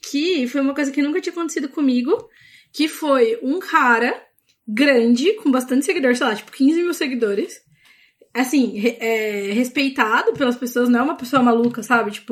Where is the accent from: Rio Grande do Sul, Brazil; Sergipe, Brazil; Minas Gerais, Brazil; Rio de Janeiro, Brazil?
Rio Grande do Sul, Brazil; Porto Alegre; Eu sou de Porto Alegre, tô falando mal de São Paulo, eu posso.